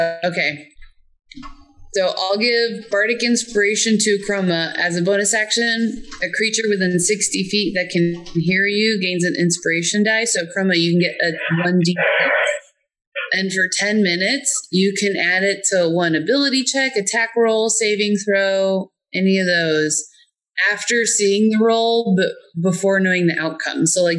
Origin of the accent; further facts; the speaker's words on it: North Carolina, United States; I'm from North Carolina.